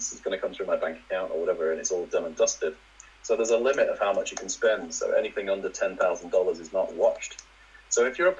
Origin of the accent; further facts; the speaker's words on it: Leeds, Yorkshire and the Humber, United Kingdom; also born or lived in Manchester / Scunthorpe; I'm originally from Leeds, but I sort of spent places. I was in Manchester for a while. My dad used to work for Mobil as a lorry driver. So we've sort of moved around a bit and ended up in a place called Scunthorpe.